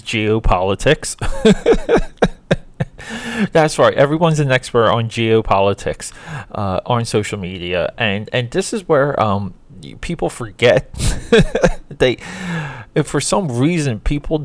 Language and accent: English; New Jersey, United States; moved away as an adult; now in Philadelphia, United States; I grew up in New Jersey